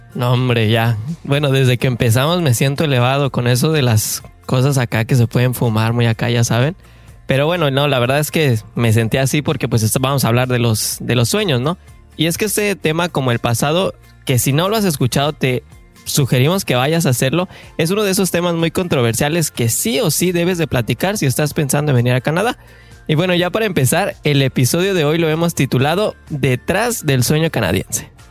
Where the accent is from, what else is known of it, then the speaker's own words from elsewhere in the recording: Mexico City, Mexico; tú y yo somos de la Ciudad de México